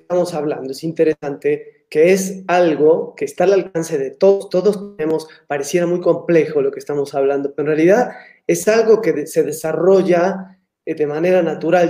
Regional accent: Argentina; moved away as an adult; ya hace muchos años que salí de Argentina

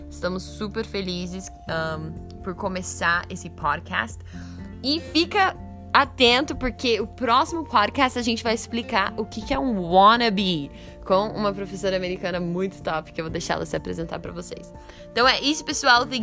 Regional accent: Brazil; E eu sou fluente em português, eu sou brasileira e eu não conhecia.

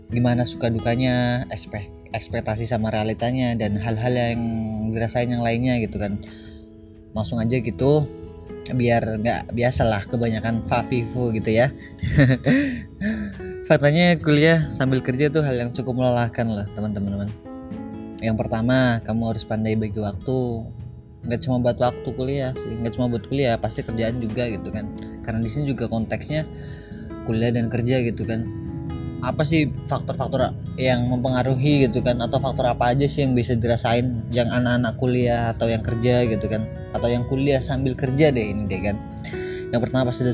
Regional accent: Cilacap, Central Java, Indonesia; aku asli dan lahir di Cilacap umur sekarang 22 tahunan

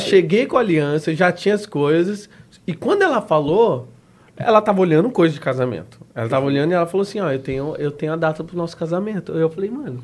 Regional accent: Dourados, Mato Grosso do Sul, Brazil; moved away as an adult; also born or lived in Três Lagoas / Curitiba; now in Florianópolis, Brazil; nasci em Três Lagoas, depois fomos para Dourados, aí morei lá 18 anos em Dourados

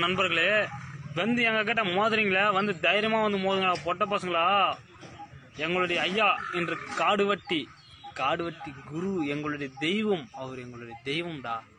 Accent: Karikkanthangal, Tamil Nadu, India; நான் கரிக்கந்தாங்கல் ஊரைச் சேர்ந்தவன்

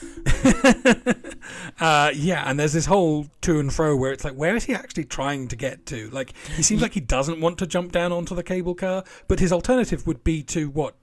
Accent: near Tunbridge Wells, South East England, United Kingdom; I grew up near Tunbridge Wells.

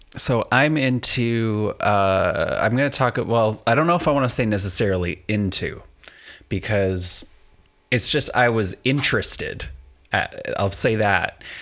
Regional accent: Canada; I'm Canadian

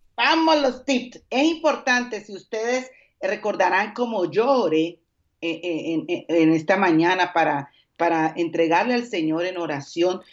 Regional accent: Colombia; moved away as an adult; also born or lived in Dominican Republic; now in Mexico City, Mexico; soy colombiana

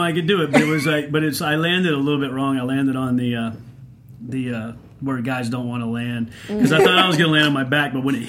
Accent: Oklahoma, United States; I'm from Oklahoma, I'm part Cherokee

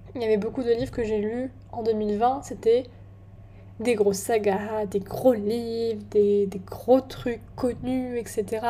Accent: France; moved away as an adult; now in England, United Kingdom; chez moi en France

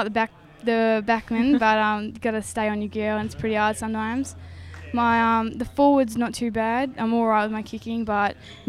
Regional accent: Mildura, Victoria, Australia; I came from Mildura from netball, kind of always was a netball basketball girl.

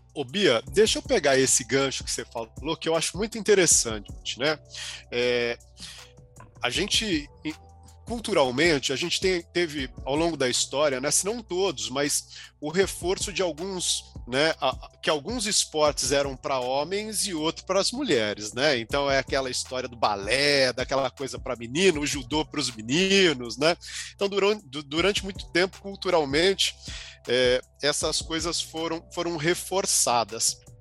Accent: ABC region, São Paulo, Brazil; Eu sou aqui do ABC

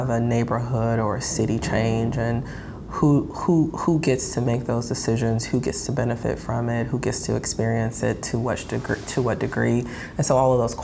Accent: Detroit, Michigan, United States; also born or lived in New York City / North Carolina; I grew up here. I am a public school grad. And like many people who grew up here, I just have had this lifelong appreciation and love for this city. So it feels really good to do this work in my hometown

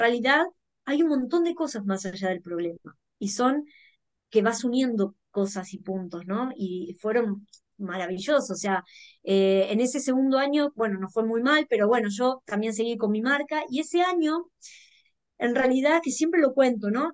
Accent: Bahía Blanca, Buenos Aires Province, Argentina; en un pueblo chico, como yo soy de Bahía Blanca

